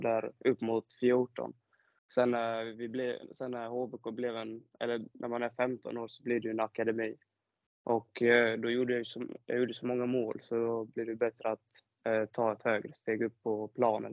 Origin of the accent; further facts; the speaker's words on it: Halmstad, Halland County, Sweden; jag är född och uppvuxen i Halmstad